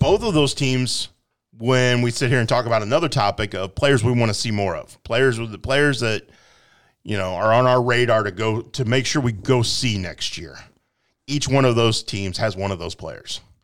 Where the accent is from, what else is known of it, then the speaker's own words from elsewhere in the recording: Quincy, Illinois, United States; I grew up here in Quincy